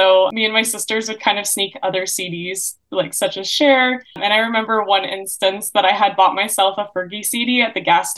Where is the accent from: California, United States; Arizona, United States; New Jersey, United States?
Arizona, United States; Gilbert; I'm from Gilbert, Arizona